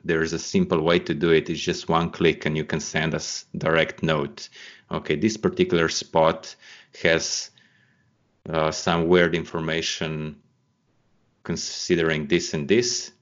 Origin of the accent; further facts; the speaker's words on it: Slovenia; Slovenia is my home country